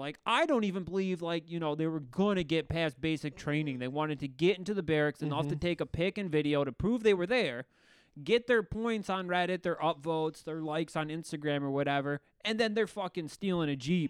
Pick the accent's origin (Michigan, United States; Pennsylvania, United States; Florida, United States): Michigan, United States; Dearborn; born or raised there